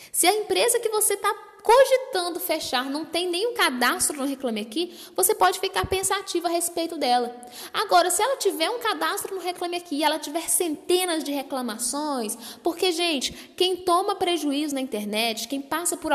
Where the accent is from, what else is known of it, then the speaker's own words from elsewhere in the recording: Minas Gerais, Brazil; Eu, por exemplo, sou aqui de Minas Gerais.